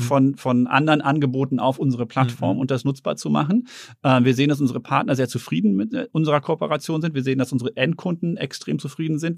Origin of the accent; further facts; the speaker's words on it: Herten, North Rhine-Westphalia, Germany; moved away; ich bin in Herten groß geworden, im Ruhrgebiet